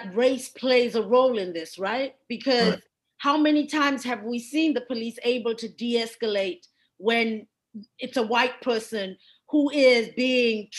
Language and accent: English; South Africa; now in United States; a fellow South African